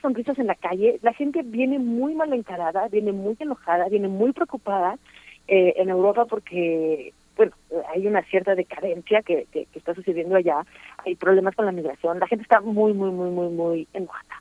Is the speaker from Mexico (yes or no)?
yes; Mexico; moved away; also born or lived in Paris, France; yo veía como mexicana, aunque no me planteo como mexicana